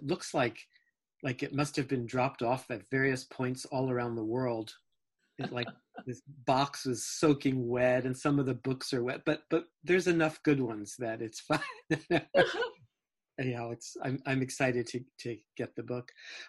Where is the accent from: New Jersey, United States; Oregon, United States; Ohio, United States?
New Jersey, United States; born there; Well, let's see. I was born in New Jersey.